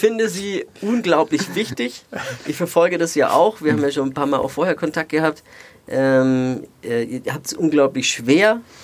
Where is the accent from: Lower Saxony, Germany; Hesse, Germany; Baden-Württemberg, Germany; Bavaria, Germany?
Bavaria, Germany; Nuremberg; also born or lived in Erlangen; ich bin ein Kind der Stadt